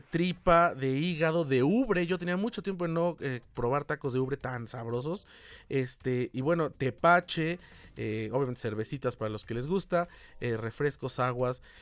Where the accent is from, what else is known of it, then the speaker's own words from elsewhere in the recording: Mexico City, Mexico; somos de la Ciudad de México, como es mi caso